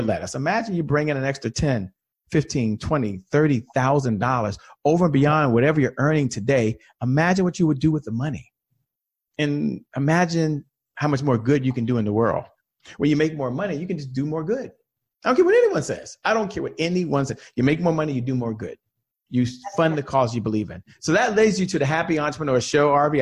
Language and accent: English; Washington, District of Columbia, United States; a native Washingtonian. I've only worked for one company my entire career. I'm from Washington, D.C.